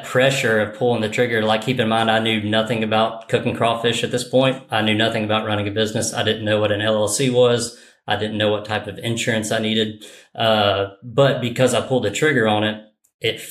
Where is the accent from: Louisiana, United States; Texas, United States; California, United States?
Louisiana, United States; born or raised there